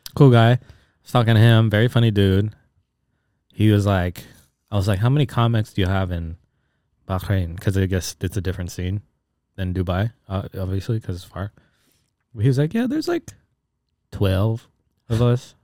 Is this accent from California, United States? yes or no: yes; Bay Area, California, United States; now in Los Angeles, United States; growing up in the Bay Area